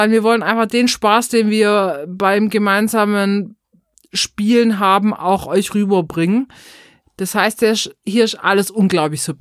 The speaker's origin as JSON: {"language": "German", "region": "Baden-Württemberg", "country": "Germany", "accent": "Swabian", "said": "Genauso wie und unseren schwäbischen Akzent, der wird hier auch drin bleiben"}